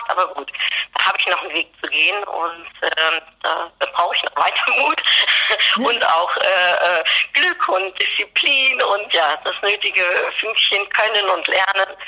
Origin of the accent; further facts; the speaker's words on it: Netherlands; ich bin Holländerin